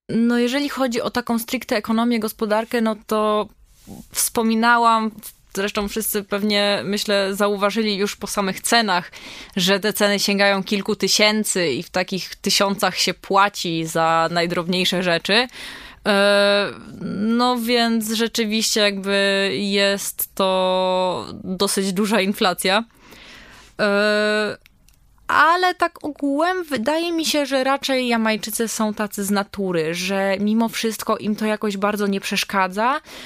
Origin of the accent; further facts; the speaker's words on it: Poland; jesteśmy z Polski